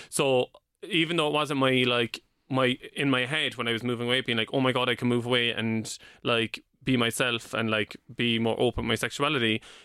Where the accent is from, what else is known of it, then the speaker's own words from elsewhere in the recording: Cork, Munster, Ireland; moved away as an adult; also born or lived in London; now in Dublin, Ireland; when I was twenty, I moved from Cork to London